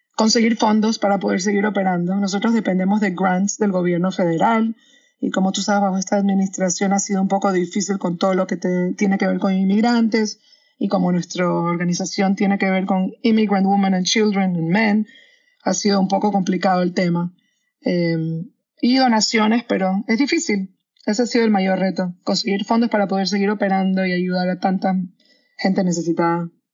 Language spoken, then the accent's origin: Spanish; Panama; moved away as an adult; also born or lived in London / New York; now in Miami, United States; yo soy de Panamá, eh, soy abogada en Panamá y en Estados Unidos